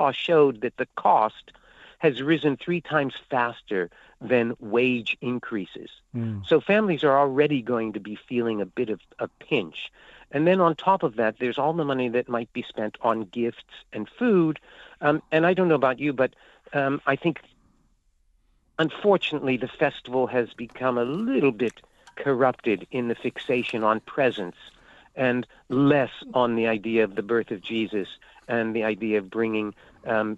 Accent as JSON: {"language": "English", "country": "United States", "tie": "born or raised there", "said": "I was born in the United States"}